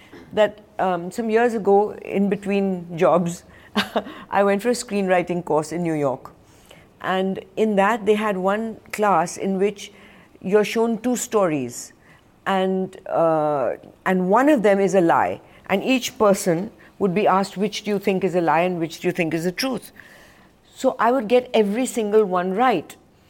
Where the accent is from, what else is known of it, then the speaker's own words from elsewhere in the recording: India; And second, I'm an Indian. Everybody's always lying.